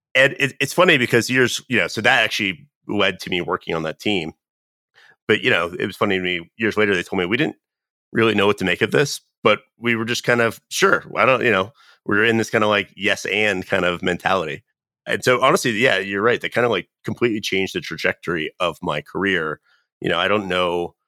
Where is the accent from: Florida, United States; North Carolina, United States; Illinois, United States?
North Carolina, United States; moved away; I'm originally from North Carolina.